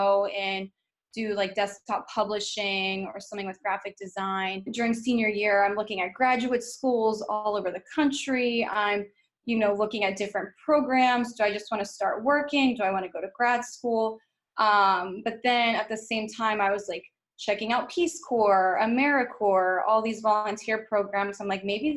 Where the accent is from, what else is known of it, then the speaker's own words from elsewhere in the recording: West Virginia, United States; moved away as an adult; I was born and raised in West Virginia and lived there pretty much my entire life until the year after I graduated college